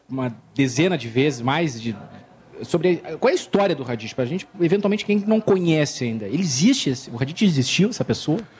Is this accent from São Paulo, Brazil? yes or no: no; Porto Alegre, Rio Grande do Sul, Brazil; Sou de Porto Alegre